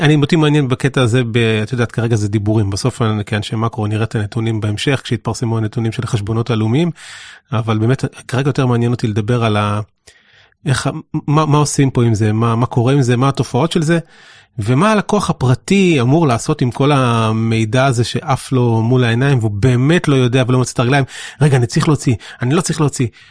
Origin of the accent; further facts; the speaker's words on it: Israel; החוויה המרכזית שלנו כישראלים היא שאנחנו חיים פה ומתפרנסים פה והכל פה